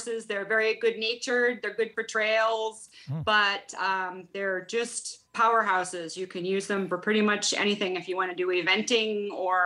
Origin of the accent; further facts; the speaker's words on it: Woburn, Massachusetts, United States; also born or lived in North Reading, Massachusetts; now in Stoneville, United States; I was born in Woburn